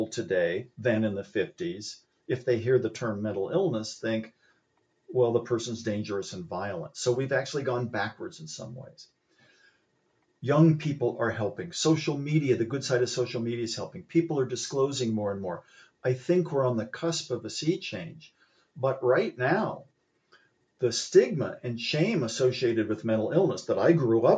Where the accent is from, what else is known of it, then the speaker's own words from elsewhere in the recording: Columbus, Ohio, United States; when I was a boy growing up in Columbus, Ohio